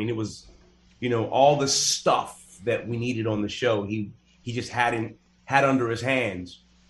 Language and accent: English; outside of Pittsburgh, Pennsylvania, United States; moved away as an adult; also born or lived in Philadelphia; I grew up in Pittsburgh, outside of Pittsburgh, in a town about as big as this computer screen.